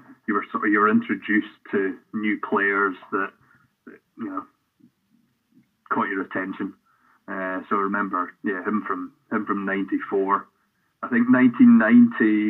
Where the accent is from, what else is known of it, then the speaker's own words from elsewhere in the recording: Helensburgh, Scotland, United Kingdom; I grew up in Helensburgh, just west of Glasgow